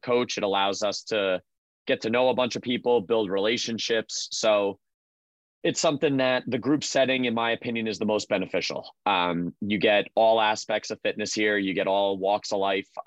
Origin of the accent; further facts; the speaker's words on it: Freehold, New Jersey, United States; my hometown in Freehold, New Jersey